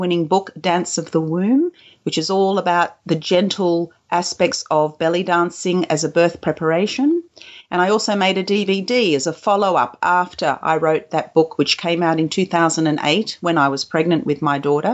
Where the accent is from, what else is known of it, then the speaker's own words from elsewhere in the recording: Australia; also born or lived in Kuwait; I was born in Kuwait, and I came to Australia when I was a two-year-old